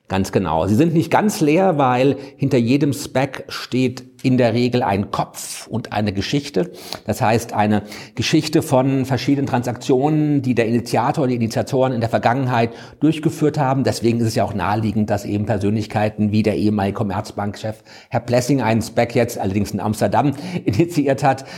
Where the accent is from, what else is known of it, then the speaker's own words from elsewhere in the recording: Frankfurt, Hesse, Germany; ich als Baby in Bockenheim nicht weit von hier auf die Welt gekommen bin